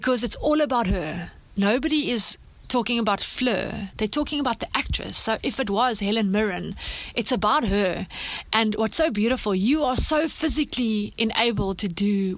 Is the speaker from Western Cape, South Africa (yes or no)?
yes; Swellendam, Western Cape, South Africa; And Swellendam is where I grew up. It's in the Western Cape of South Africa